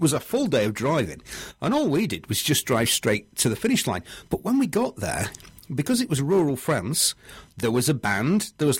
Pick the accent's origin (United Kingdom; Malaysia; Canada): United Kingdom; Because we're British, you don't want to disappoint everyone, do you?